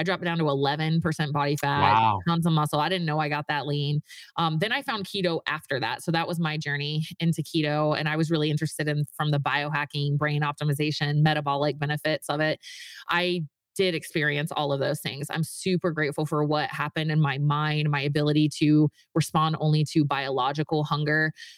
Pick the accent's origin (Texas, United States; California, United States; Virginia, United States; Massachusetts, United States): Virginia, United States; moved away as an adult; now in Utah, United States; I was raised in it. I grew up in Virginia, moved to Utah to go to the Mormon college, you know, got married at 20 years old